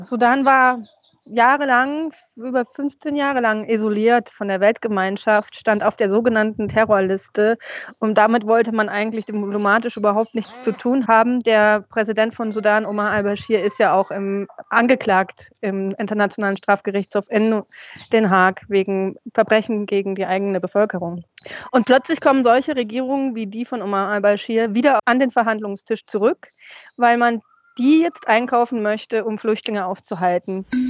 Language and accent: German; Germany; wir Deutschen